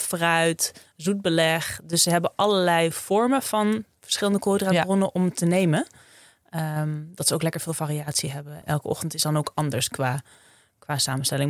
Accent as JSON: {"language": "Dutch", "region": "Friesland", "country": "Netherlands", "tie": "born or raised there", "said": "Opgegroeid in Friesland, op een boerderijtje"}